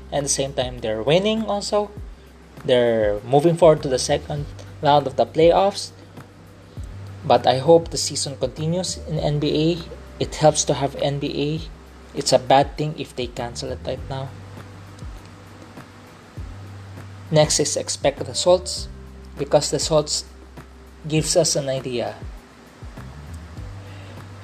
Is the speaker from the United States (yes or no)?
no; Philippines; I'm a Filipino. I'm a Filipino of Chinese descent